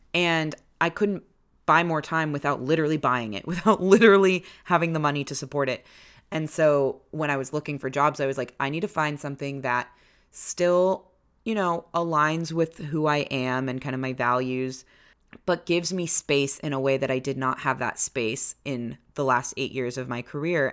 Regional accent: Maryland, United States; moved away as an adult; also born or lived in Washington, D.C.; now in Chicago, United States; We grew up in Maryland. I went to college in Maryland.

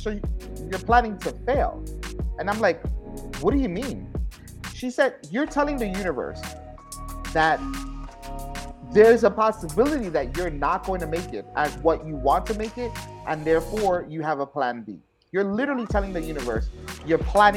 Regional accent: New York City, New York, United States; I was born and raised in the Bronx, South Bronx

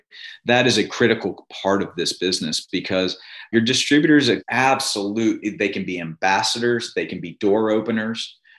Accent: Virginia, United States; now in Mississippi, United States; And as you and I know from growing up in Virginia, going to school in Virginia, even the liquor stores are owned by the state, right?

